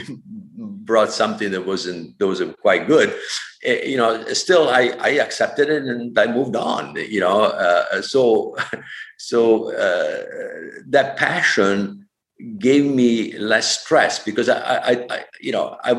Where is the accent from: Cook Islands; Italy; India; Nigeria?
Italy; Vicenza, Veneto; English is a second language; moved away as an adult; now in California, United States; born, growing up, educated in Catholic Italy, North Italy. Vicenza was my hometown